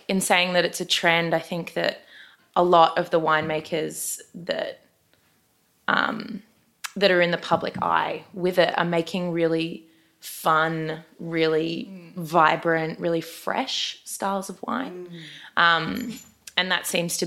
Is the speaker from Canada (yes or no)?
no; Brisbane, Queensland, Australia; I am from Brisbane.